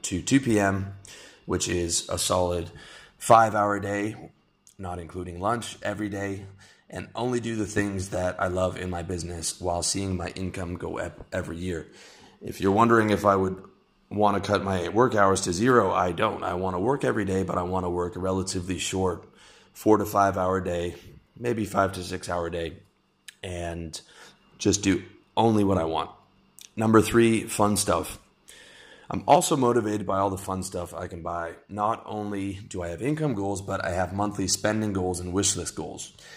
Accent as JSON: {"language": "English", "country": "Canada", "moved": "yes", "lives_now": "Southeast Asia", "said": "I'm Canadian, my income is mostly from the US"}